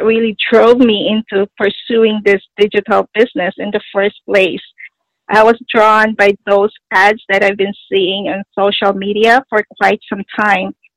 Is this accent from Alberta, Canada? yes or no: no; Toronto, Ontario, Canada; I'm from Toronto, Canada